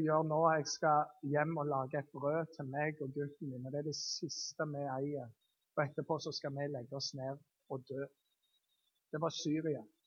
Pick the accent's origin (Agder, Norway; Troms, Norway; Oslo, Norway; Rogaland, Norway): Rogaland, Norway; Jæren; jeg er jærbu